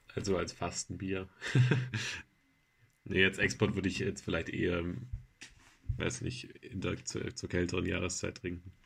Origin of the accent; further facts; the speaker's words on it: Baden-Württemberg, Germany; jetzt kommen wir alle aus Baden-Württemberg